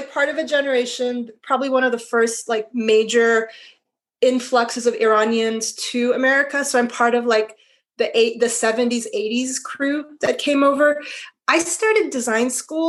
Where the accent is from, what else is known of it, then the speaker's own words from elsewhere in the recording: Arizona, United States; also born or lived in Iran; I was born in Iran, but my family immigrated to Arizona, of all places, when I was four. And when I was 12, I was still living in Arizona